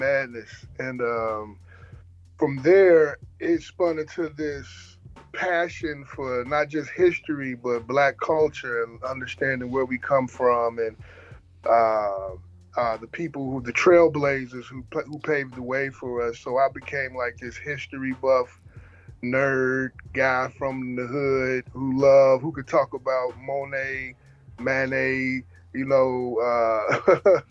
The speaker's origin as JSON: {"language": "English", "town": "Gary", "region": "Indiana", "country": "United States", "tie": "born or raised there", "moved": "as an adult", "lives_now": "Indianapolis, United States", "said": "I grew up in Gary, man, on the east side of Glen Park, 35th Ave"}